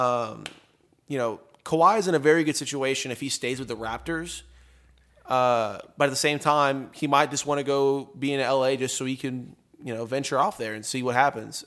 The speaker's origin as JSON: {"language": "English", "town": "Tomball", "region": "Texas", "country": "United States", "tie": "born or raised there", "said": "Taylor and I and everyone here has been growing up around the Tomball area"}